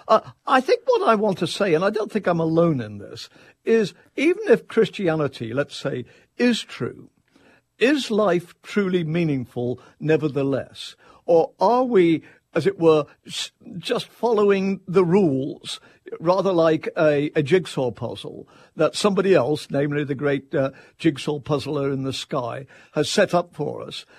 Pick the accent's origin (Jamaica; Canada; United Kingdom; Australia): United Kingdom; England; now in Tallahassee, United States; I'm an Englishman